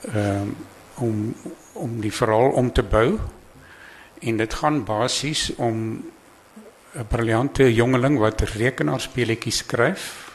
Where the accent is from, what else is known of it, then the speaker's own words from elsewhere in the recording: Eastern Transvaal Highveld, Mpumalanga, South Africa; daar waar ek vandaan kom, Oos-Transvaal se hoofveld